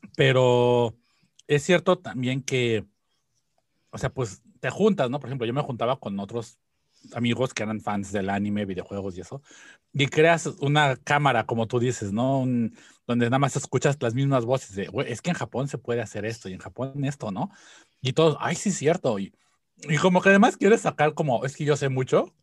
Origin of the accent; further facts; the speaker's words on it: Mexico; now in Japan; desde la perspectiva como mexicano